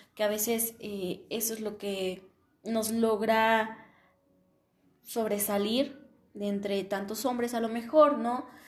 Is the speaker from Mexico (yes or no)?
yes; Mexico; en mi país, que es México